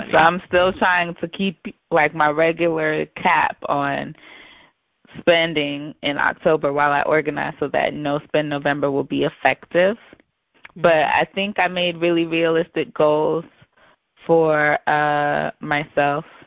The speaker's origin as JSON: {"language": "English", "region": "the South", "country": "United States", "tie": "born or raised there", "said": "I grew up in the South. Um, you know, we grew up in in the southern state."}